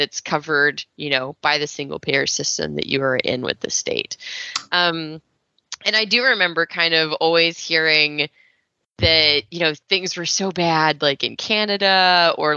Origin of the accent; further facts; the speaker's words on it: Texas, United States; I was raised in Texas